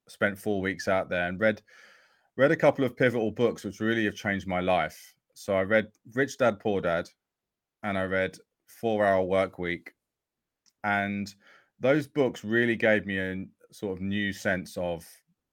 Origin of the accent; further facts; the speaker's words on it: Essex, East of England, United Kingdom; I grew up in Essex